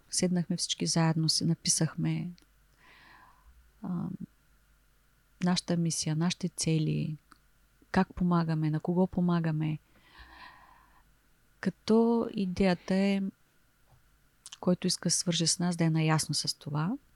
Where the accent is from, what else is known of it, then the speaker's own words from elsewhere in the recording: Varna, Varna Province, Bulgaria; И понеже те са от София, ние сме от Варна